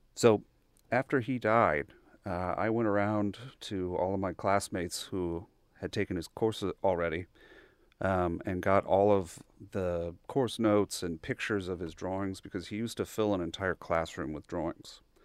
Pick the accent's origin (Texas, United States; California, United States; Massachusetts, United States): Texas, United States; Bryan; born or raised there